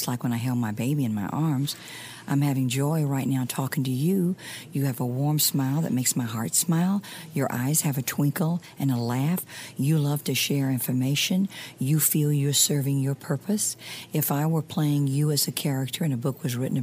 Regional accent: Mississippi, United States; I'm from Mississippi

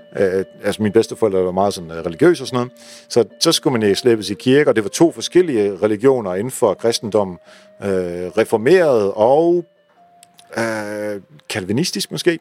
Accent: Netherlands; now in Denmark; nu kommer jeg jo fra Holland

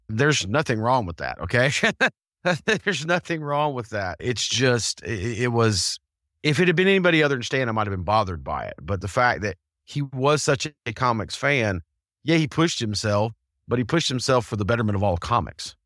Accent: the South, United States; as a Southerner

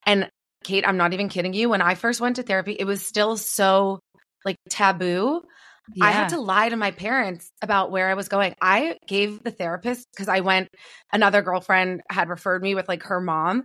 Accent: Toronto, Ontario, Canada; I'm from Toronto, from … City

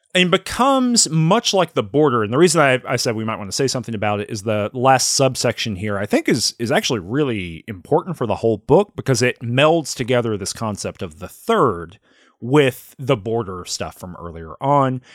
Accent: the South, United States; I grew up in the South, but then I grew up in a town that had a factory in it

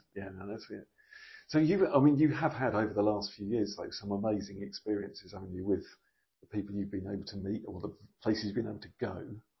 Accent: Felixstowe, East of England, United Kingdom; So obviously, as I grew up in Felixstowe, I just have an amazingly close. I just think the world of it.

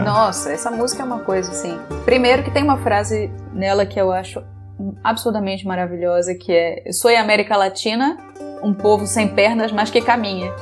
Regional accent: Rio de Janeiro, Brazil; also born or lived in São Paulo; eu sou carioca, sim.

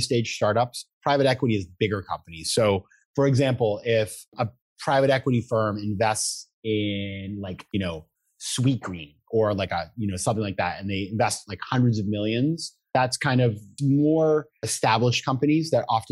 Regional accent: Maine, United States; moved away; I come from Maine. I come from a small town.

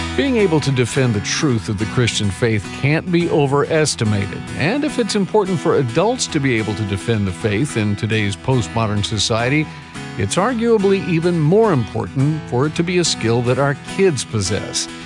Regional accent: United States

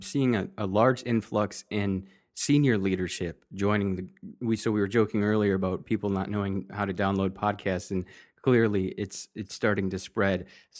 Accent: Kazakhstan; I'm originally from Kazakhstan and always looking forward to hearing news on Kazakhstan oil and gas companies

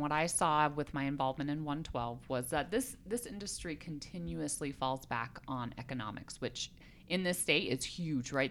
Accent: Colorado, United States; moved away as an adult; also born or lived in South Korea; I'm originally from Colorado. I love this state. I grew up here

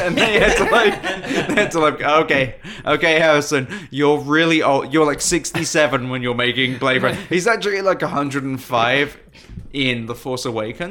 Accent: United Kingdom; I'm British.

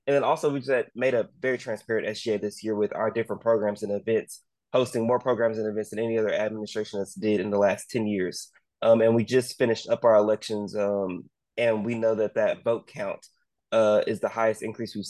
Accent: Duncanville, Texas, United States; I grew up in a suburb called Duncanville, Texas

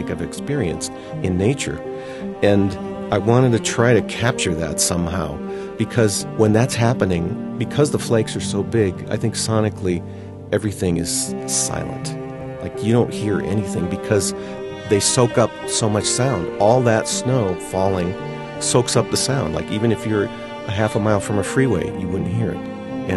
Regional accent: outside of Chicago, Illinois, United States; growing up outside of Chicago with my brothers

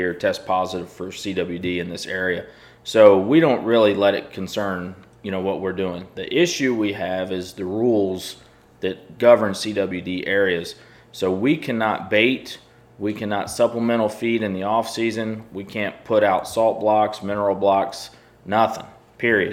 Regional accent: the Carolinas, United States; now in Missouri, United States; I grew up in the Carolinas and I've hunted over corn

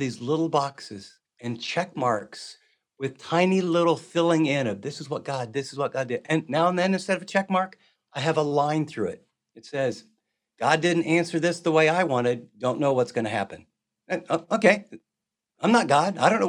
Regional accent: Midwest, United States; And, you know, I'm from the Midwest.

